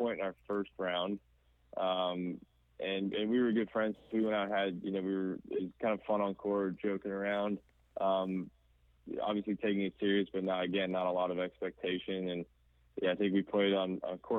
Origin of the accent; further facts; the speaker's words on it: Kansas City, United States; the academy that I grew up playing at in Kansas City